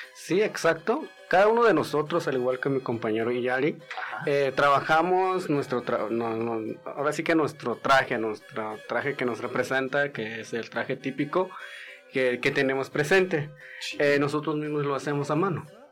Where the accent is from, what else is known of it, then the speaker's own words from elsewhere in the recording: Santa Catarina, Jalisco, Mexico; first language Wixárika; Spanish is a second language; now in Guadalajara, Mexico; Son tres comunidades diferentes y nosotros venimos de Santa Catarina